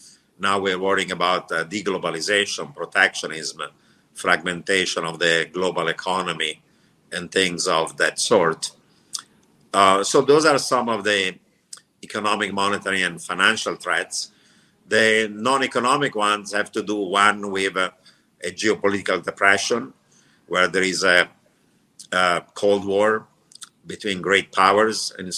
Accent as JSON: {"language": "English", "country": "Italy", "tie": "born or raised there", "also_born_or_lived": "Turkey / Iran / Israel", "lives_now": "United States", "said": "I grew up in Italy, but before Italy, I lived in Turkey, Iran, and Israel."}